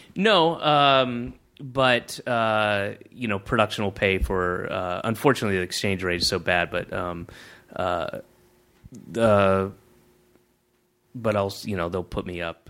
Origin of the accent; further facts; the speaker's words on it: the South, United States; moved away; I grew up in the South